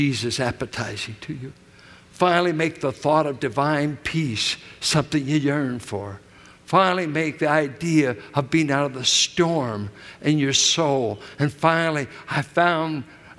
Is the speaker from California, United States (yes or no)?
yes; Richmond, California, United States; where I grew up in Richmond, 6th and Cuddy, south of Carlson, where we started.